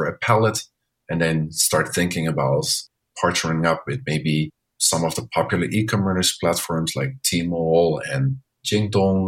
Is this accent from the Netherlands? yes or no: yes; Netherlands; now in Chengdu, China; I'm from the Netherlands